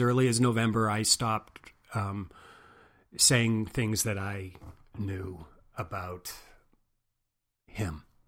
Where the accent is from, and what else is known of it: Quebec, Canada; born or raised there; also born or lived in New York City, United States / Houston, Texas, United States; now in United States